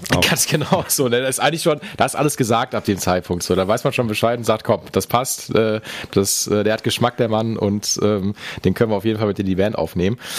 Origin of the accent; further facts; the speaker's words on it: Essen, North Rhine-Westphalia, Germany; ich komme aus dem Norden